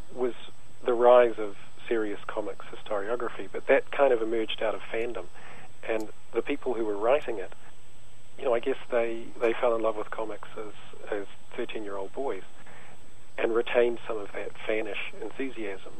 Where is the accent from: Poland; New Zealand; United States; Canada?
New Zealand; growing up in New Zealand